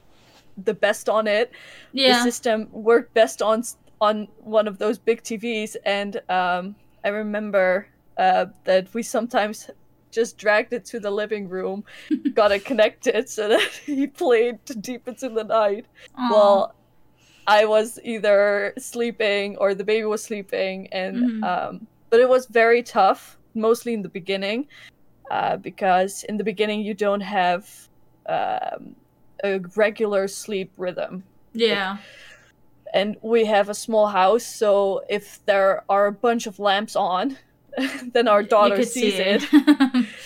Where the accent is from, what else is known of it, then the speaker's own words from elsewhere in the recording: Enschede, Overijssel, Netherlands; we're from Enschede, from Holland